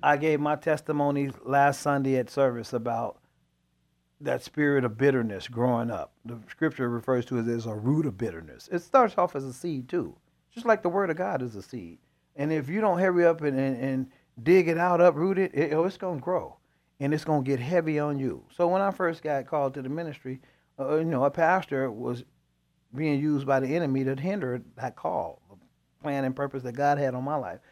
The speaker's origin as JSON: {"language": "English", "town": "Chicago", "region": "Illinois", "country": "United States", "said": "I'm from Chicago"}